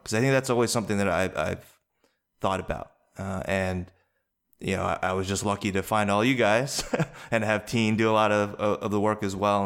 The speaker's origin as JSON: {"language": "English", "region": "East Coast", "country": "United States", "tie": "born or raised there", "said": "raised by white parents, uh, you know, grew up on the East Coast"}